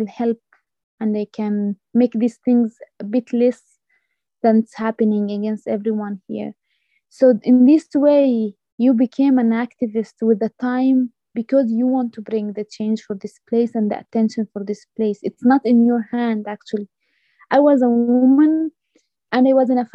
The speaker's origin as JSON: {"language": "English", "area": "Masafer Yatta", "region": "West Bank", "country": "Palestine", "tie": "born or raised there", "said": "growing up in Masafriyat, even as a young woman or a young man, it's really difficult"}